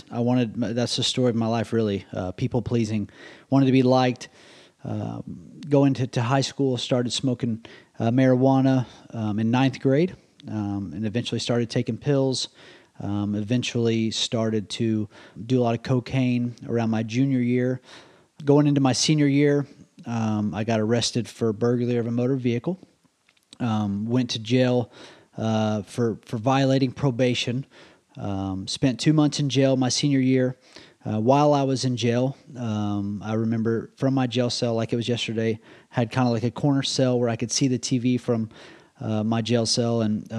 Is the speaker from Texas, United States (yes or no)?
yes; Dallas, Texas, United States; I grew up in the Dallas area. I grew up in a divorce home.